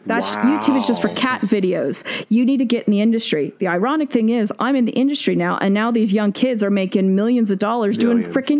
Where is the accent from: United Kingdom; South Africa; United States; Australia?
United States; Great Plains; also born or lived in Tacoma, Washington / Oklahoma / Kansas / Texas; I was born in Tacoma, Washington, because my dad was stationed at Fort Lewis. Then I moved, and as a kid, I lived in Oklahoma, Kansas, Texas, all over the place, kind of in the central states, the plain states.